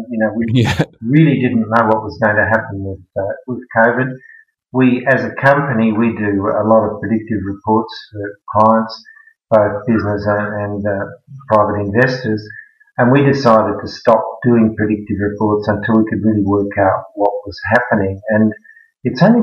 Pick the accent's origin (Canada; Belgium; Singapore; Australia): Australia; Sydney, New South Wales; moved away as an adult; also born or lived in Netherlands; now in Melbourne, Australia; I grew up in Sydney